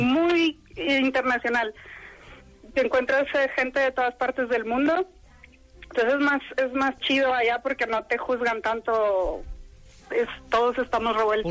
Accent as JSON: {"language": "Spanish", "town": "Monterrey", "region": "Nuevo León", "country": "Mexico", "also_born_or_lived": "Arlon / Fontainebleau / Sherbrooke", "moved": "as an adult", "lives_now": "Belgium", "said": "yo soy regia."}